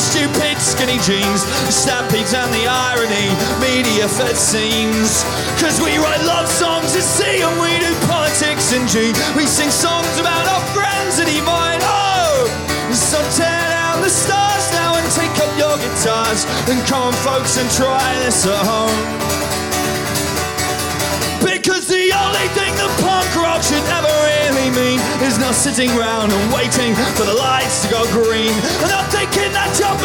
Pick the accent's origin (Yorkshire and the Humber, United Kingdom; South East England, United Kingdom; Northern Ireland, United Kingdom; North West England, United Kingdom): South East England, United Kingdom; Winchester; I come from Winchester.